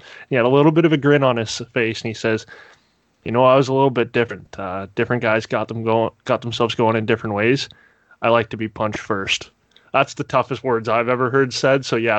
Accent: near Toronto, Ontario, Canada; I grew up near Toronto, right?

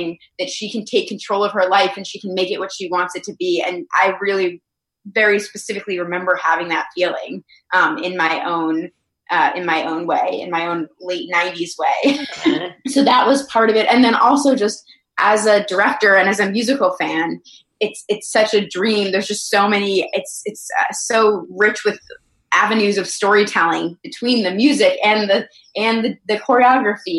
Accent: Massachusetts, United States; moved away; I'm from Massachusetts

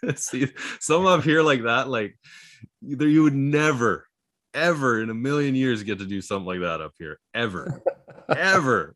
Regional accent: Canada; as an Canadian

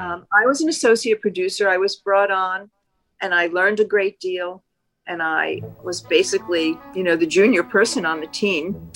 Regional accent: New Jersey, United States; I grew up in New Jersey

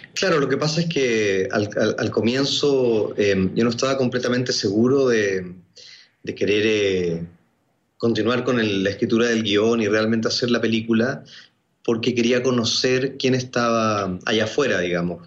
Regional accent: Chile; also born or lived in Argentina; Yo nací en Argentina, pero soy chileno. Viví un año y medio en Argentina y luego crecí en Chile

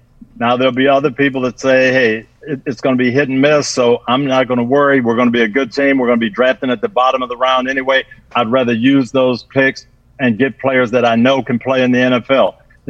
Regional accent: Pittsburgh, Pennsylvania, United States; I grew up with that in Pittsburgh, and that's how we did it

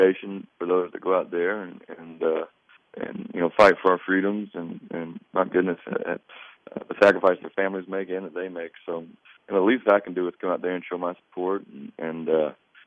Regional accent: North Carolina, United States; I'm from North Carolina

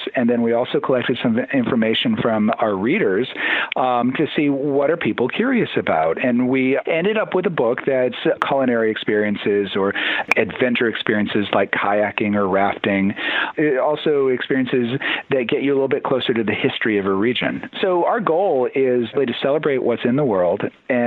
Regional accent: Toledo, Ohio, United States; I grew up in Toledo, Ohio

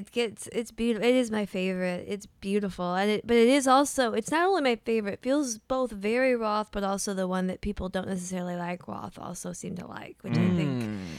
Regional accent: Michigan, United States; I'm from Michigan.

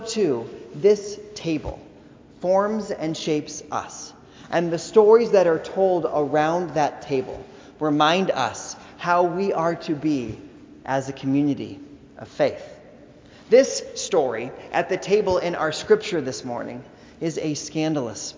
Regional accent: Indiana, United States; We grew up in Indiana

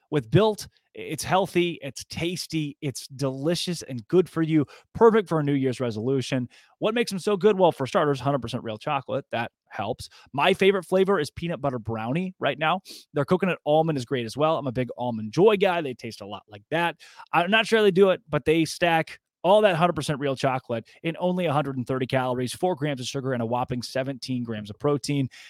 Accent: Arkansas, United States; I grew up in Arkansas

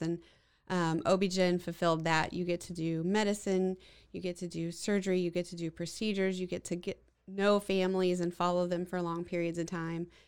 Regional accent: Waco, Texas, United States; I grew up here in Waco and went off and did all my medical training uh, and came back

